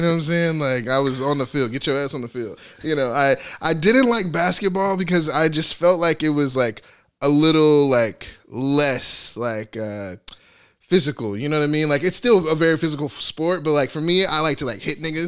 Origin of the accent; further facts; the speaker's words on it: Arkansas, United States; moved away; I'm from Arkansas.